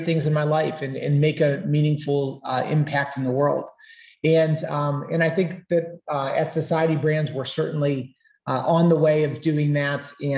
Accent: Canton, Ohio, United States; I'm a Northeast Ohio boy. I was born and raised in Canton, Ohio

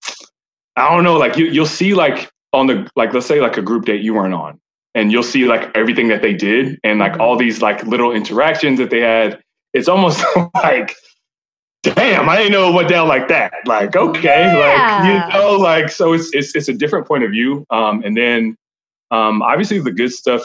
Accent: Allen, Texas, United States; I'm from Allen, Texas

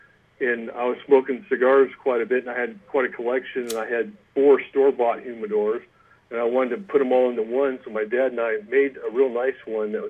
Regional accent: East Bay, Bay Area, California, United States; moved away as an adult; now in Auburn, United States; I grew up in the Bay Area in California, over in the East Bay

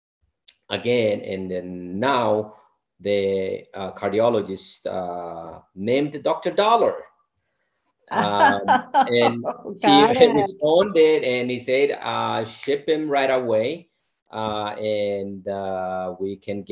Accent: Sidama, Ethiopia; moved away as an adult; I'm from the Sidamo region

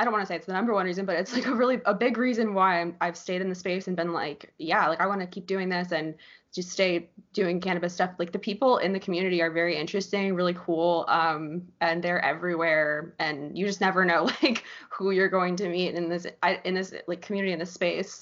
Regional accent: Florida, United States; I grew up in Florida my whole life. I was born here, raised here

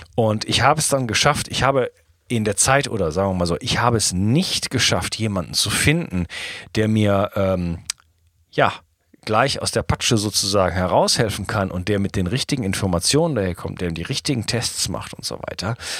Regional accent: Wuppertal, North Rhine-Westphalia, Germany; moved away as an adult; also born or lived in Spain; now in France; ich komme aus Deutschland, Wuppertal, bin ich geboren und wohne aber seit geschätzt 15 Jahren nicht mehr in Deutschland

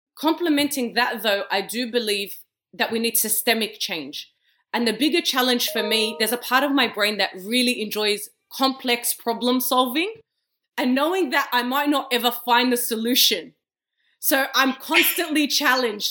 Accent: Australia; I was born and raised in Australia

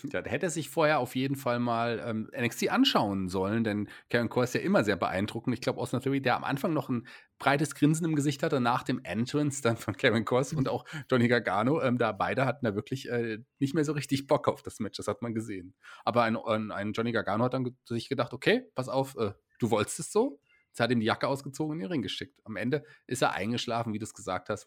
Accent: Germany; ich als äh, Deutscher

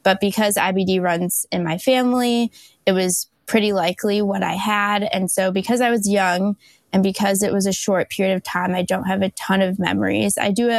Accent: West Bloomfield, Michigan, United States; I'm from West Bloomfield, Michigan. I'm a double graduate from the University of Michigan.

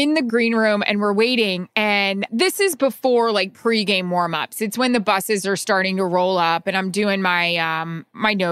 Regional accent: Florida, United States; I'm from Florida. I went to school in Florida

